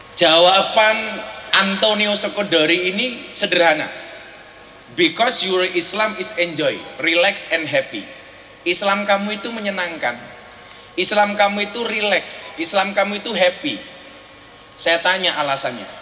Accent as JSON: {"language": "Indonesian", "country": "Indonesia", "tie": "born or raised there", "said": "kami dilahirkan di Indonesia"}